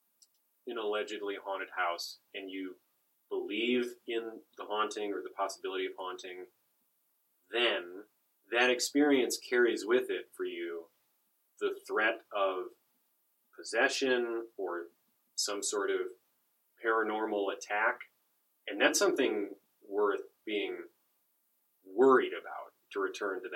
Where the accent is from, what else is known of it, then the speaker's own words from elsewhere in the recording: Chicago, Illinois, United States; I grew up around Chicago